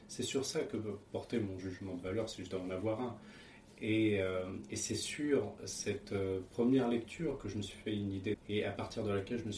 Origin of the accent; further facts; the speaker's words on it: France; also born or lived in Portugal; je suis né au Portugal. Hein. Mes parents, ils ont immigré euh, assez rapidement en France. Donc, je suis arrivé en France lorsque j'avais 3 ans.